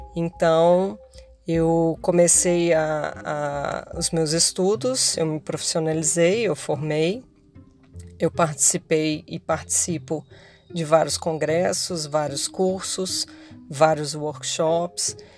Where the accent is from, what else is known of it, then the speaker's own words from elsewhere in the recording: Minas Gerais, Brazil; moved away as an adult; now in Rio de Janeiro, Brazil; sou mineira